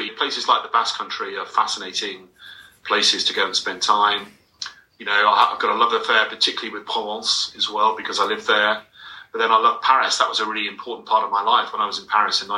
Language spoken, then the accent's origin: English; England, United Kingdom; also born or lived in Avignon, France; as an Englishman